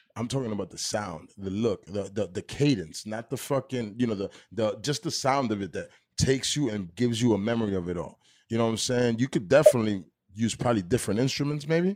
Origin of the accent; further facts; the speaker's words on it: Union City, New Jersey, United States; now in Weehawken, United States; I'm from Union City. I, I live in Weehawken, but I grew up in Union City